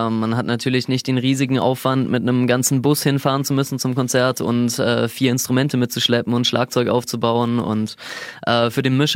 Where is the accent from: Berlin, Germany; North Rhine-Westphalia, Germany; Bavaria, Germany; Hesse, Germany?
Bavaria, Germany; Lindau; ich bin aus Lindau.